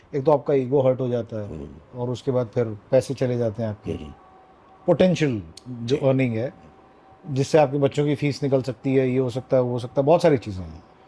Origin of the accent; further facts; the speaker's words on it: Raipur, Chhattisgarh, India; मैं रायपुर में पला बढ़ा हूँ mm-hmm. छत्तीसगढ़ में